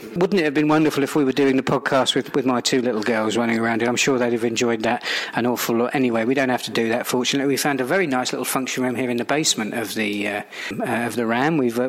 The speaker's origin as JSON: {"language": "English", "town": "Melksham", "region": "South West England", "country": "United Kingdom", "tie": "born or raised there", "said": "My hometown, Melksham"}